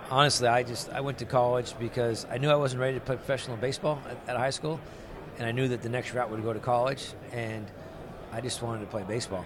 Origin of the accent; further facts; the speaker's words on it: Santa Fe Springs, California, United States; I grew up in Southern California